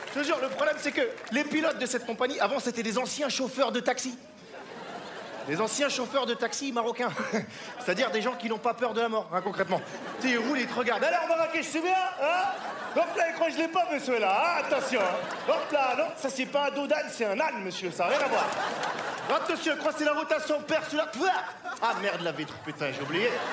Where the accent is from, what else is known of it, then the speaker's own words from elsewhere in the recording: France; je suis français, je suis français et fou, je suis métisse, hein. ma mère est française, mon père est sans papier